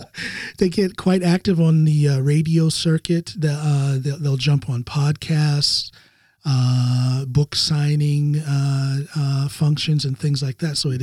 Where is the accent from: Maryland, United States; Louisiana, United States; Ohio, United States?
Ohio, United States; rural; moved away as an adult; also born or lived in Chicago / Okinawa / North Carolina; now in Norway; I'm originally from small town, rural Ohio